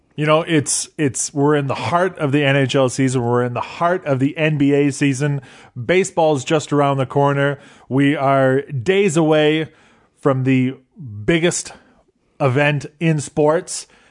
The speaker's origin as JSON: {"language": "English", "country": "Canada", "tie": "born or raised there", "said": "growing up in Canada"}